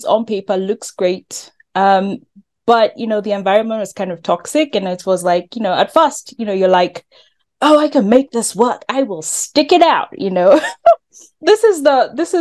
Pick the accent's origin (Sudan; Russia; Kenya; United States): Kenya; I'm from Kenya